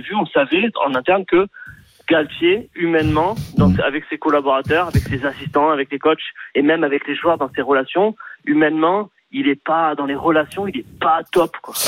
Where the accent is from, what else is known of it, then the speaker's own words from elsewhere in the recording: Montpellier, Occitania, France; je suis de Montpellier